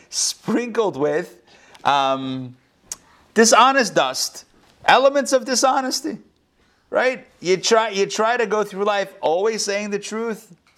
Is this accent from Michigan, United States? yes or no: no; Pittsburgh, Pennsylvania, United States; our Chabad community growing up in Pittsburgh